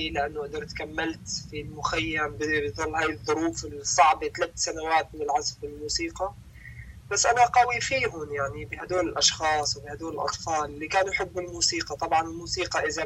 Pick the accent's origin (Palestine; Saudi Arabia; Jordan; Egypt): Palestine; now in Syria; أنا فلسطيني لاجئ في سوريا والفلسطينيين بشكل عام شعب مثقف الموجودين في سوريا